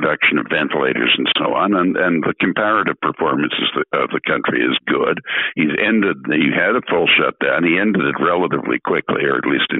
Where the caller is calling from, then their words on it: Canada; I'm speaking from Canada, which is a bicultural country